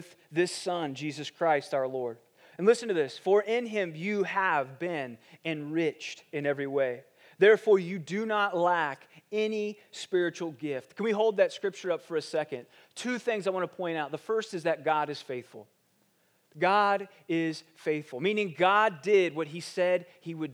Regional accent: Ohio, United States; moved away; I grew up in Ohio, and when we moved to Ohio, we moved into this neighborhood

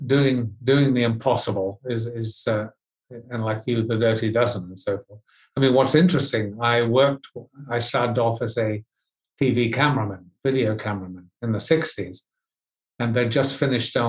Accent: Hastings, Hawke's Bay, New Zealand; Where my town was a town called Hastings, which is on the east coast of the North Island

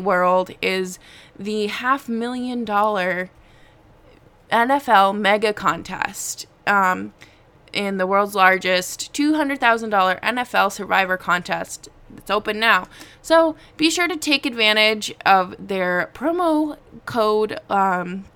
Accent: New England, United States; I grew up in New England.

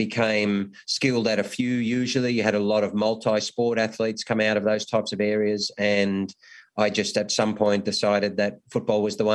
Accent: Lismore, New South Wales, Australia; I'm from a place called Lismore, just inland to those to that area. So extraordinarily beautiful, natural environment. And when I was growing up, a very Anglo environment as well.

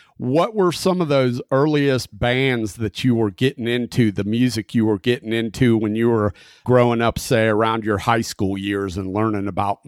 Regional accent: Southern United States, United States; born there; I was born in the South and you sound Southern as hell.

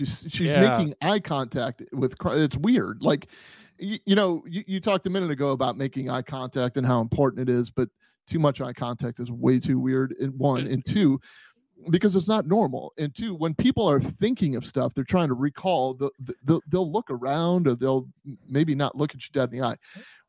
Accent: Puerto Rico; I mean, I grew up in Puerto Rico and my dad played professional cricket.

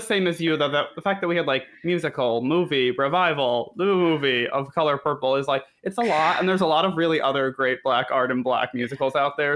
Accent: Connecticut, United States; I'm from Connecticut, and my mom always took me to matinee days

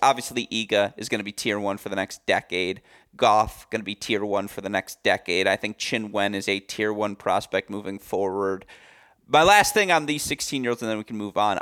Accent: Michigan, United States; my home state of Michigan

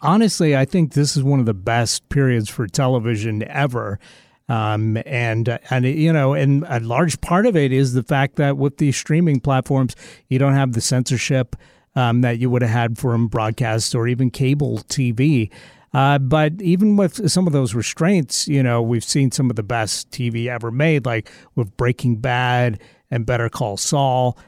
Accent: Seattle, Washington, United States; I say, "Seattle."

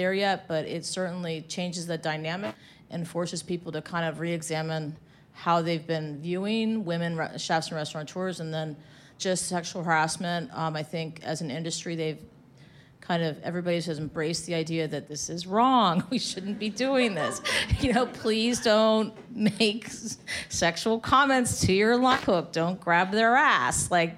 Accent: Arlington, Virginia, United States; So I come from Arlington, and in Arlington, you know, you can go anywhere and have anything.

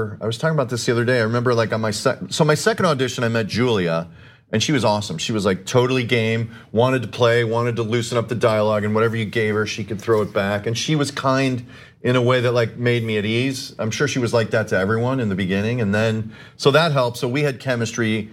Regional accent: Chicago, Illinois, United States; I grew up in Chicago

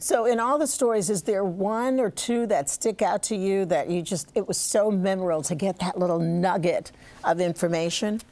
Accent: the South, United States; I grew up in the South

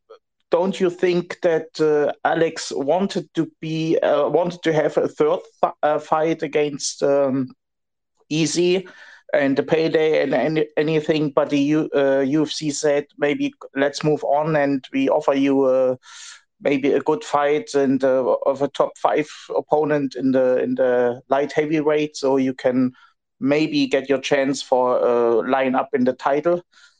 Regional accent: Germany; I'm from Germany.

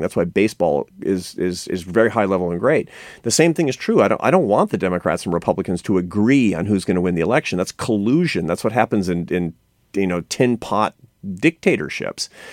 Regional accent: Seattle, Washington, United States; I come from Seattle

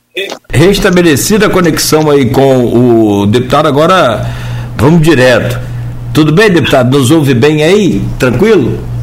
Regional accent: Italva, Rio de Janeiro, Brazil; eu, eu, sou de Italva, então eu conheço essa região noroeste muito

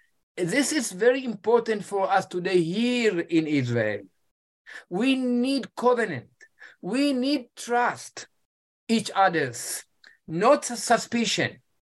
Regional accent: Ethiopia; English is a second language; My wife, she came from Switzerland and I came from Ethiopia.

